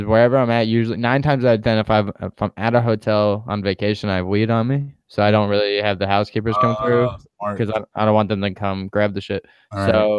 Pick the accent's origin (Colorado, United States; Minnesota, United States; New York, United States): New York, United States; Growing up in New York, living close to people in walking distance